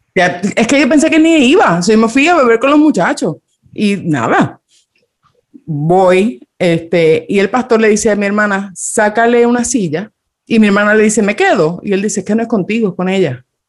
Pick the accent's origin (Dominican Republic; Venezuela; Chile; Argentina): Dominican Republic; yo me crié en República Dominicana